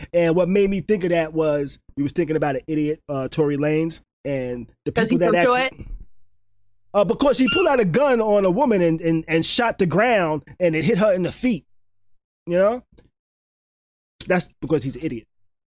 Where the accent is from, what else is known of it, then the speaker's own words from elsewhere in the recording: New York, United States; now in Florida, United States; Okay, I'm from New York. I'm from New York.